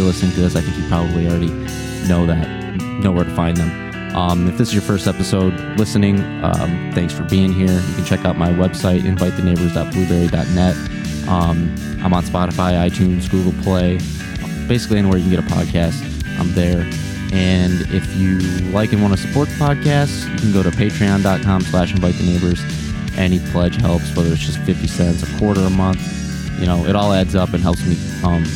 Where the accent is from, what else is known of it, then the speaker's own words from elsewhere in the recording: Detroit, Michigan, United States; I'm from the Detroit area